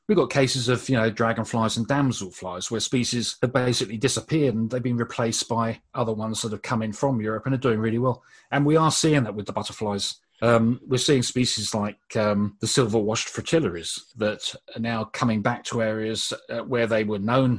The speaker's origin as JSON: {"language": "English", "town": "Brighton", "region": "South East England", "country": "United Kingdom", "tie": "born or raised there", "said": "I was born in Brighton and used to spend my youth running around the South Downs"}